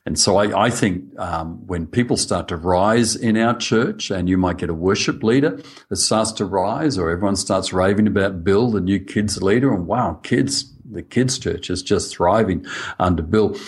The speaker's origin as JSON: {"language": "English", "country": "Australia", "accent": "Australian", "said": "I'm speaking Australian."}